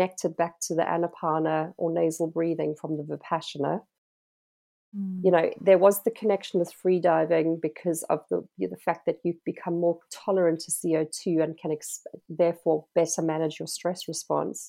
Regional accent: South Africa; moved away; being South African by birth, having grown up by the ocean

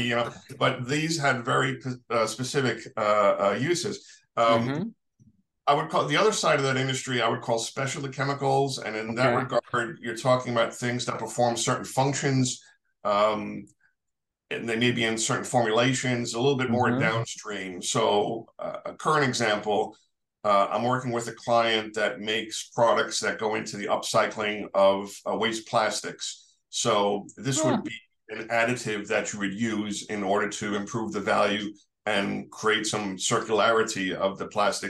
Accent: New York City, New York, United States; I'm a New Yorker, born and raised

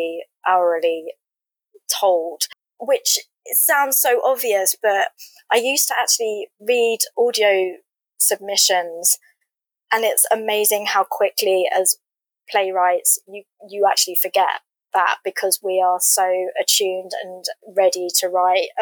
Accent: England, United Kingdom; I'm from England. We would listen to the BBC radio dramas growing up.

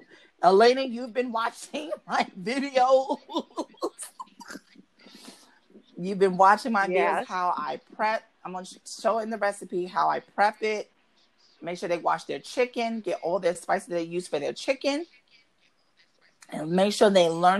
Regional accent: New York City, New York, United States; also born or lived in Bronx, New York; moved to Brooklyn, like, between 91, 92, 93

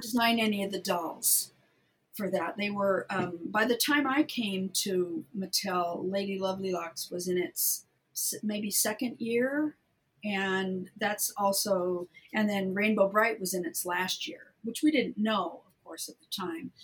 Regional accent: Southern California, United States; I'm from Southern California originally

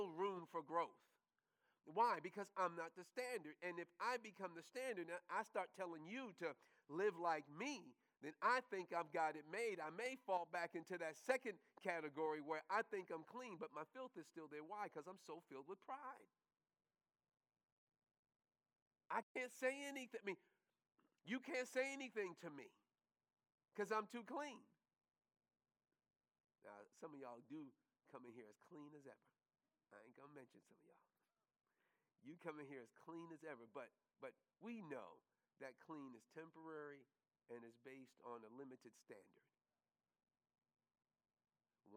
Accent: New York, United States; one of the things that you learn quickly growing up in New York is that you were always going to see the homeless

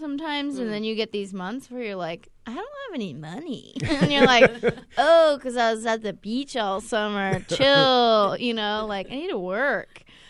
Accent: Bay Area, California, United States; well, you know, I'm a California person through

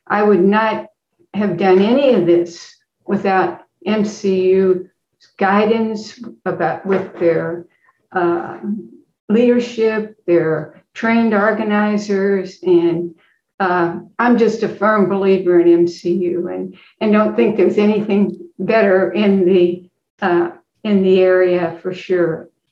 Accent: Effingham, Illinois, United States; moved away as an adult; now in St. Louis, United States; I am from uh, Effingham, Illinois, and uh, came to St. Louis

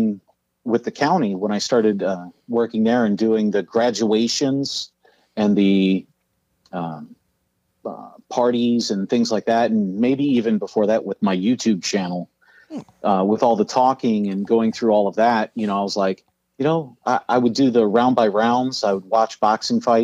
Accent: Ohio, United States; born or raised there; also born or lived in Columbus, Ohio / Chicago, Illinois / Berwyn, Illinois

